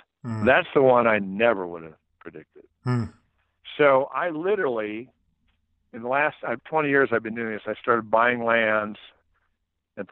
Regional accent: Nebraska, United States; moved away; I'm from Nebraska

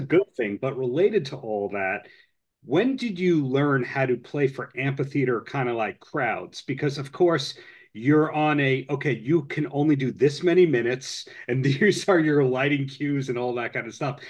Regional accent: Long Island, New York, United States; growing up on Long Island, where there's Jones Beach

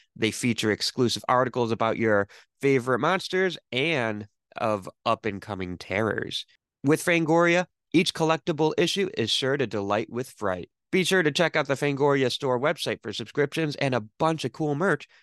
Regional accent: Michigan, United States; I'm from Michigan

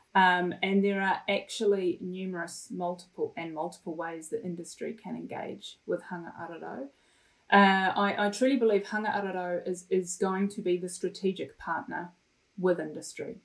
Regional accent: Wellington, New Zealand; also born or lived in Ipswich, England / Felixstowe, England; when I was ten years old, my family immigrated to New Zealand, uh, and we made Wellington our humble home. A beautiful, beautiful city, and a wonderful place to grow up in.

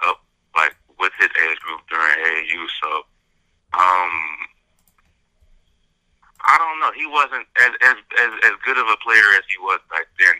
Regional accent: Michigan, United States; I'm from Michigan.

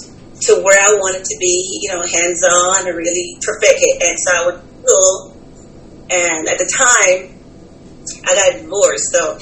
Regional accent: California, United States; moved away as an adult; now in Georgia, United States; Okay, so I'm from California. I moved to Georgia about 12 years ago.

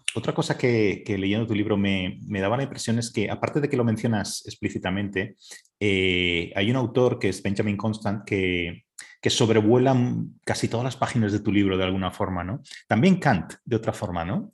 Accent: Spain; en España somos especialmente borreguiles

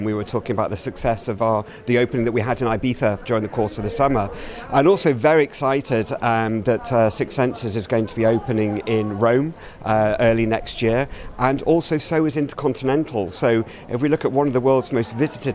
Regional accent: London, United Kingdom; being a Brit from London

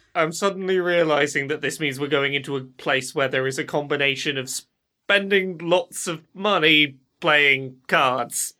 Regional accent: England, United Kingdom; I'm English

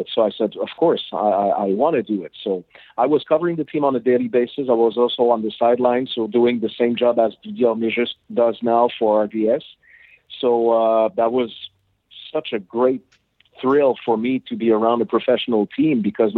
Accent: Repentigny, Quebec, Canada; English is a second language; my English is not very good because I grew up in Repentigny, which is in the eastern part of the island of Montreal.

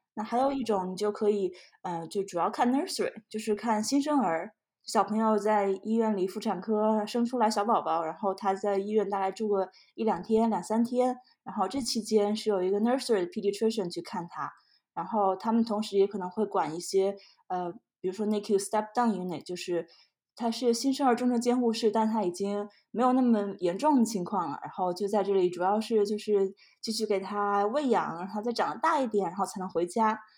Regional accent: Shandong, China; moved away as an adult; also born or lived in Shanghai; now in Georgia, United States; 我是在山东出生，然后在上海，上海交大读的医学院

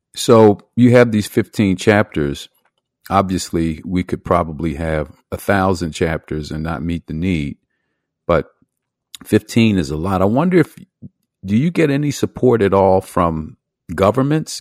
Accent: Philadelphia, Pennsylvania, United States; where I grew up in Philadelphia

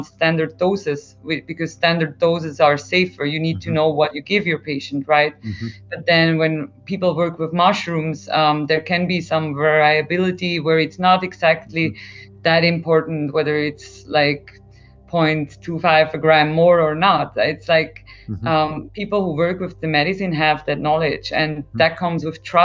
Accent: Switzerland; me growing up in Switzerland

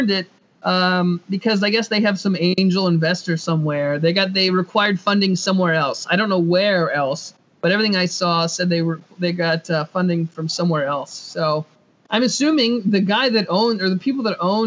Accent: Indiana, United States; I'm from Indiana

